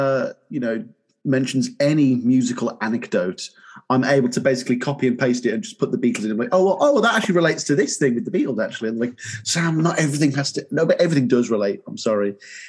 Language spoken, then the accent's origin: English; Birmingham, West Midlands, United Kingdom; if he plays in the UK. Because he never comes to my hometown.